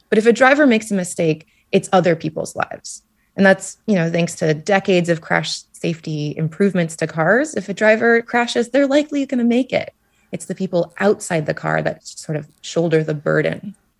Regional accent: Anchorage, Alaska, United States; moved away; I'm from Anchorage, Alaska, and I could see glaciers in my own backyard

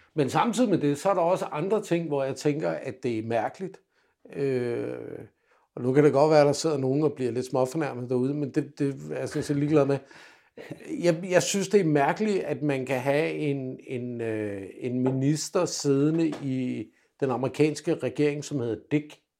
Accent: Denmark; also born or lived in England; som dansker

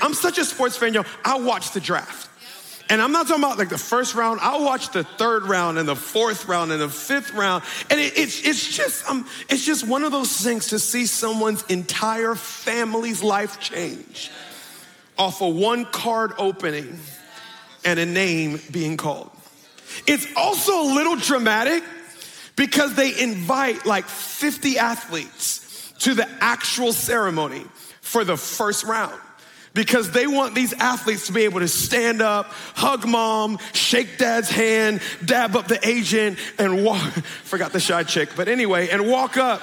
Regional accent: Woodlawn, Maryland, United States; born or raised there

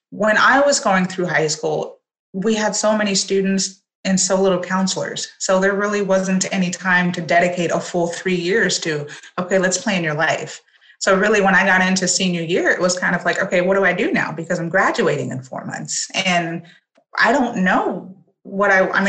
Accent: Los Angeles, California, United States; Yes, I was born and raised

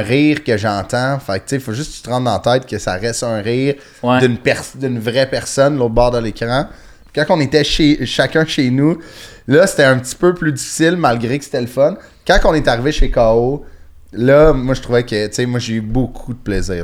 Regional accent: Sainte-Thérèse, Quebec, Canada; Moi, je viens de Sainte-Thérèse, sur la rue nord de Montréal

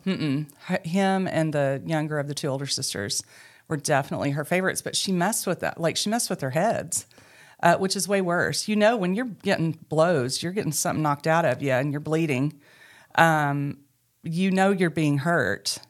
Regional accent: Mena, Arkansas, United States; moved away; also born or lived in Booneville, Arkansas / Charleston, Arkansas; I grew up in Mena, Arkansas, and found my way back to Arkansas

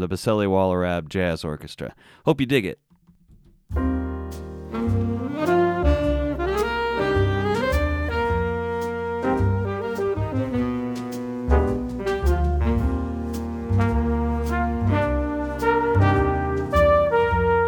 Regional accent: Indianapolis, Indiana, United States; I grew up in Indianapolis

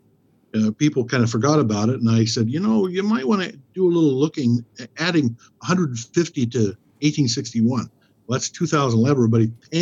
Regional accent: Lewiston, Idaho, United States; also born or lived in Moscow, Idaho / Troy, Idaho; I was born in Moscow, but lived in Troy, Idaho as a young boy. Came here, educated, Lewiston High School, 1966

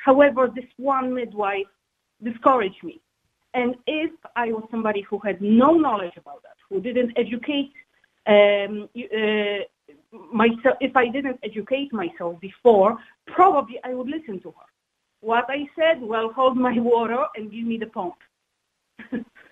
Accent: Poland; moved away as an adult; also born or lived in Cork, Ireland; now in Ireland; I am from Poland

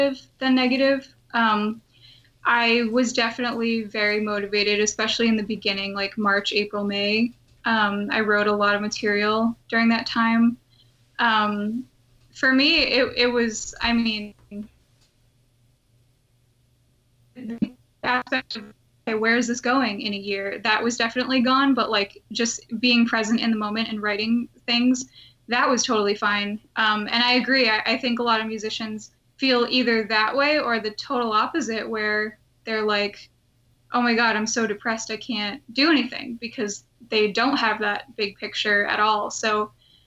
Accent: Massachusetts, United States; moved away as an adult; also born or lived in Rhode Island; now in California, United States; I'm originally from Massachusetts, so I was in the Rhode Island Children's Chorus for a while

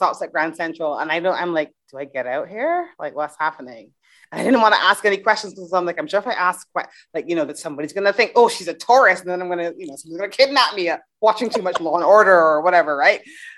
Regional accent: Barbados; moved away; also born or lived in England; I grew up in Barbados. I was living in England at the time

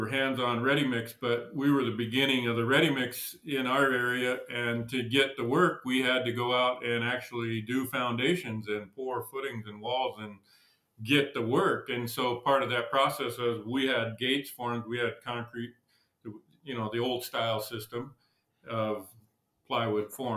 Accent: Idaho, United States; moved away as an adult; now in Montana, United States; I grew up in Idaho and I was there till I was 18

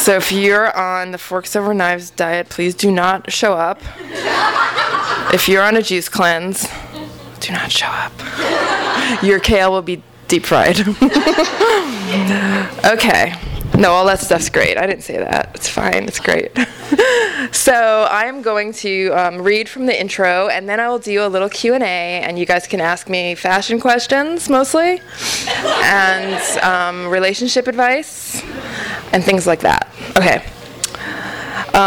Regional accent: New York City, New York, United States; moved away as an adult; also born or lived in Portland; now in Omaha, United States; I'm from Brooklyn, and I moved to, I moved to Portland like 6 years ago, and then I moved to Omaha

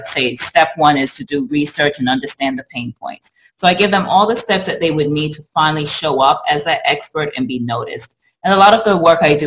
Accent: England, United Kingdom; also born or lived in New York; now in United States; I'm from England originally. I was born in England

